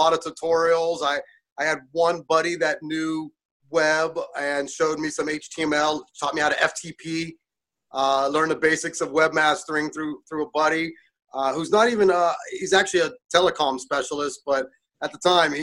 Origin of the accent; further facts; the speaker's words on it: Pittsburgh, Pennsylvania, United States; also born or lived in California; now in Indiana, United States; I grew up in Pittsburgh, but then spent 30 years in California